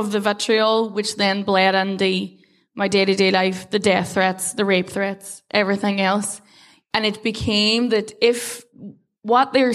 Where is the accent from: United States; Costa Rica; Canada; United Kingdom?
United Kingdom; Derry, Northern Ireland; I was very proud, not just to be from Derry, but I was very proud to be from the North.